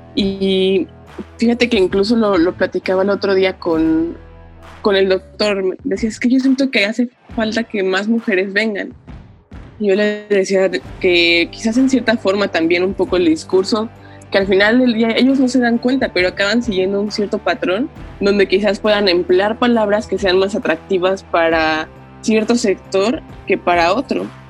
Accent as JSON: {"language": "Spanish", "country": "Mexico", "moved": "as an adult", "lives_now": "Japan", "said": "qué tenemos nosotros como mexicanos"}